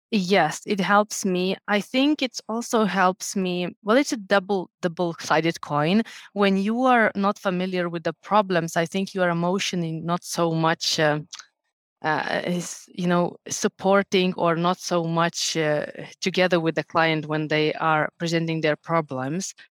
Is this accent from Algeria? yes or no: no; Lithuania; moved away as an adult; now in Finland; Originally, I'm from Lithuania